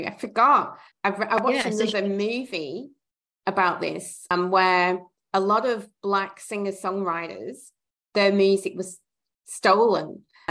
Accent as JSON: {"language": "English", "area": "Lancashire", "region": "North West England", "country": "United Kingdom", "tie": "born or raised there", "moved": "as an adult", "lives_now": "Australia", "said": "I'm from Lancashire."}